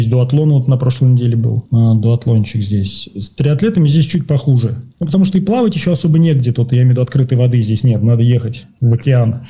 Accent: Moscow, Russia; moved away as an adult; now in Buenos Aires, Argentina; Я сам из Москвы

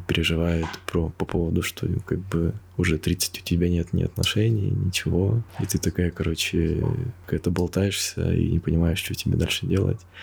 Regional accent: Krasnoyarsk, Krasnoyarsk Krai, Russia; я сам из Красноярска

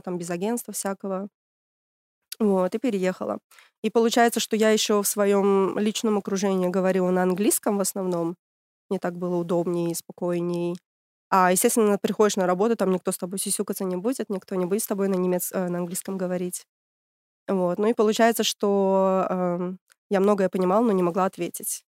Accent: Tashkent, Uzbekistan; moved away as an adult; now in Germany; А я из Ташкента, столица Узбекистана. Приехала 10 лет назад.

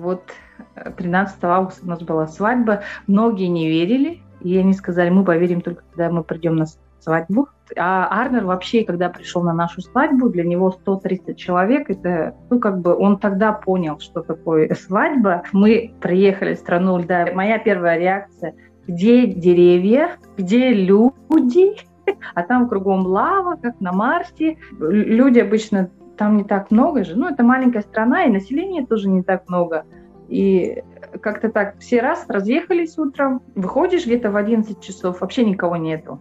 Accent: Pokrovsk, Sakha Republic, Russia; moved away as an adult; also born or lived in Vladivostok / Yakutsk; now in Germany; Я э, родилась в Покровске.

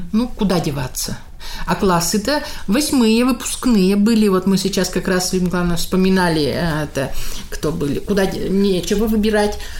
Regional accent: Kirov Oblast, Russia; Съездили домой, я из Санчурского района.

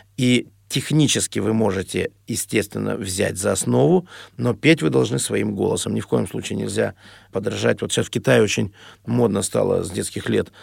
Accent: Urals, Russia; moved away; Я простой мальчишка с Урала, никогда не был за границей.

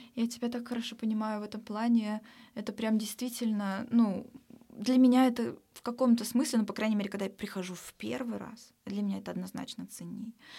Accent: Omsk, Omsk Oblast, Russia; moved away as an adult; now in Saint Petersburg, Russia; в Омске, в моем родном городе

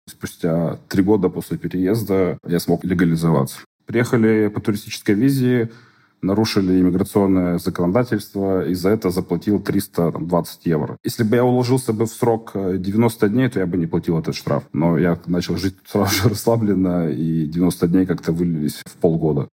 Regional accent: Russia; moved away as an adult; now in Lisbon, Portugal; я из России

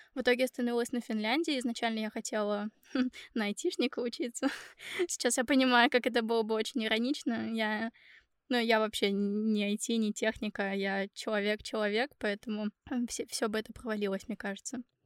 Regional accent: Ufa, Bashkortostan, Russia; moved away as an adult; now in Finland; я сама из Уфы

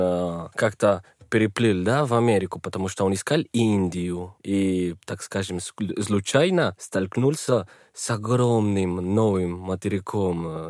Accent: Bogotá, Colombia; Russian is a second language; moved away as an adult; now in Moscow, Russia; Я из Колумбии, из богатейшей столицы нашей страны

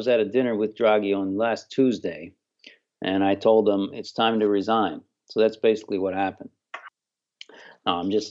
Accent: United States; I'm an American

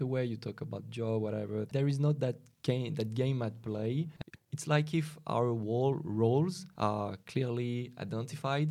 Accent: Lyon, Auvergne-Rhône-Alpes, France; now in Paris, France; I'm from Lyon originally. I've moved to Paris.

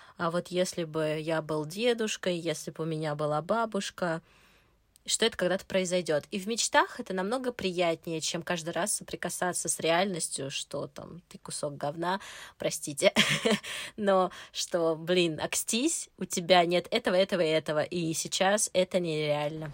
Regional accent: Moscow, Russia; мне 30 лет, я из Москвы

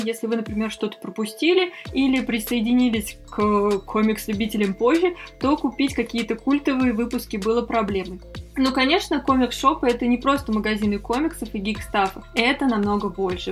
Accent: Moscow, Russia; мы из Москвы

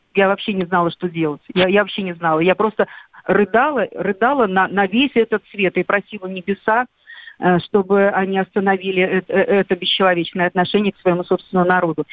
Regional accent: Belarus; Я сама белоруска

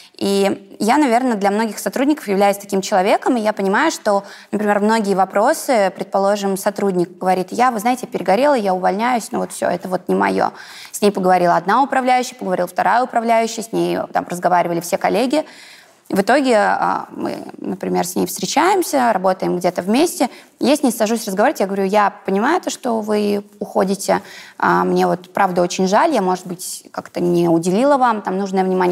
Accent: Kokhma, Ivanovo Oblast, Russia; я такая пупсик из Иванской области

